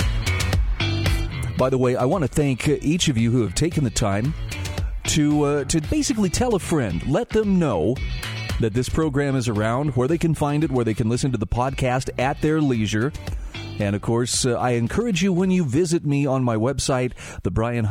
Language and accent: English; Utah, United States; my home state of Utah